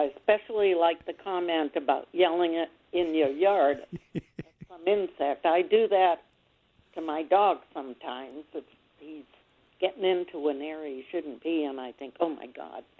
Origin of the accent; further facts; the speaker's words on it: East Coast, United States; now in California, United States; I'm from the East Coast